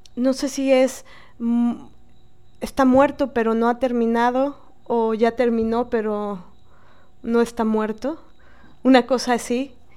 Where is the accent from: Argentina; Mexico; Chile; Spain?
Mexico; como mexicanas, y cada una desde el país que se encuentre